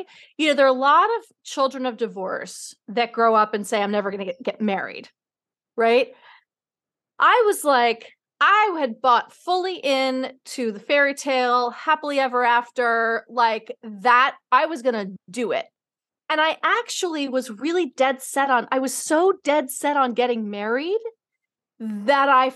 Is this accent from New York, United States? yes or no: yes; New York City, New York, United States; I grew up in New York City